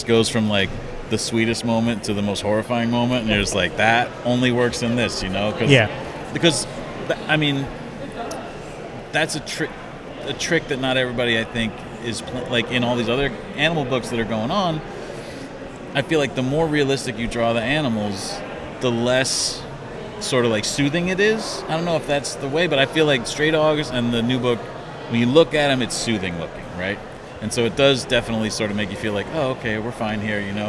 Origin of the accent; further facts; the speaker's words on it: Midwest, United States; I'm from the Midwest